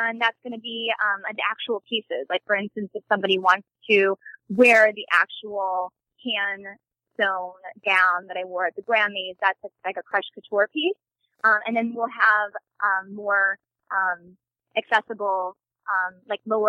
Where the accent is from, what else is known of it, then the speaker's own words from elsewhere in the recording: St. Louis, Missouri, United States; I'm from St. Louis, Missouri.